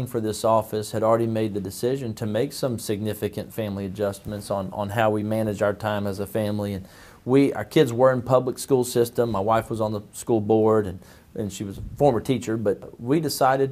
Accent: Magnolia, Texas, United States; now in Grimes County, Texas, United States; I was born in Magnolia, Texas, which is north of Houston again, but closer to Houston. It was rural when I was raised there.

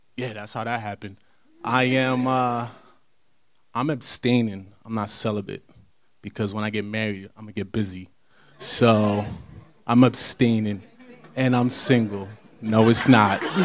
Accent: New Jersey, United States; also born or lived in Brooklyn; I was born in Brooklyn, but I claim Jersey. I claim Jersey.

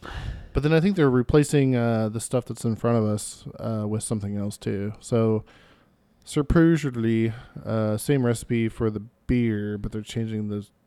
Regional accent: Mascoutah, Illinois, United States; I was raised in Muskuta, Illinois, which is right next to a town called Belleville

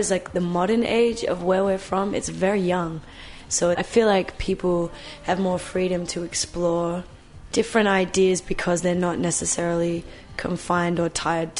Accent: Australia; as an Australian

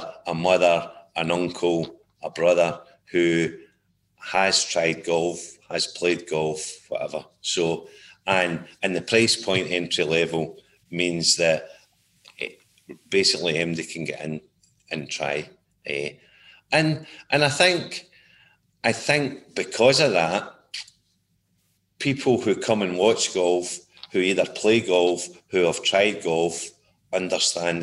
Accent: Gourock, Scotland, United Kingdom; moved away as an adult; also born or lived in Rochester, New York, United States / Raleigh, North Carolina, United States; now in St Andrews, United Kingdom; born and brought up in the Gourock Greenock area

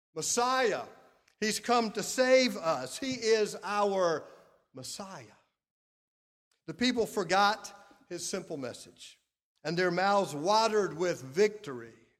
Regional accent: Clinton, South Carolina, United States; I grew up in Clinton, South Carolina

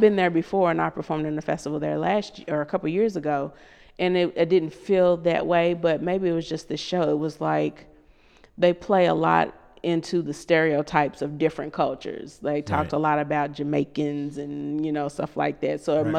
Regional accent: Kentucky, United States; And I'm from Kentucky.

